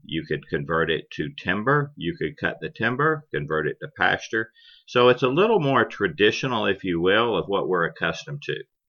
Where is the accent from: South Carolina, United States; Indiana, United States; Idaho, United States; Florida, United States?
Florida, United States; Manatee County; I was born here in Manatee County